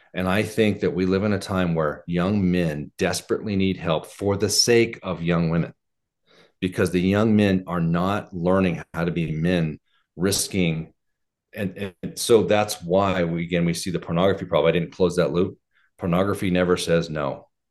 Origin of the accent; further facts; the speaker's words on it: Oregon, United States; now in Colorado, United States; I was raised in Oregon